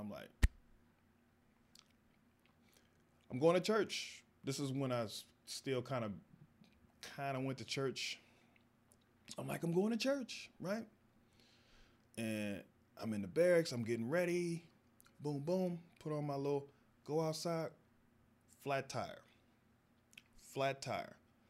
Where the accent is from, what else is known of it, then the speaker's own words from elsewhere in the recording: the South, United States; You know, I'm from the South, we all got, you know, but they were into that.